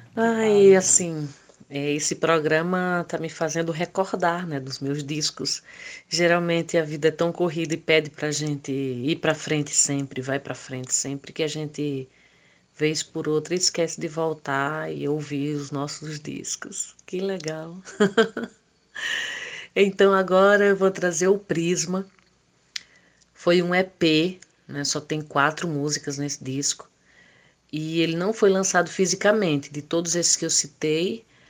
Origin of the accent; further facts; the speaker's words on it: Brazil; lá em Isabelê, a minha terra natal